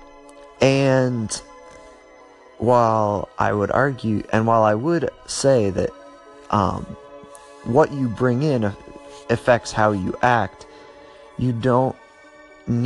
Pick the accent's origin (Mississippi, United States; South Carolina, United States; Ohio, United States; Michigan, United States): Ohio, United States; my home state of Ohio